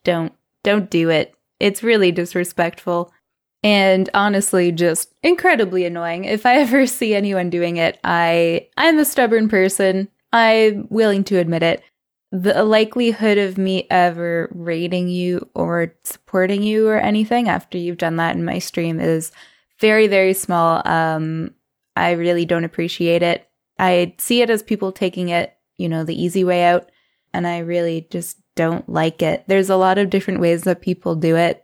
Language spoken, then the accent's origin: English; Canada; I'm Canadian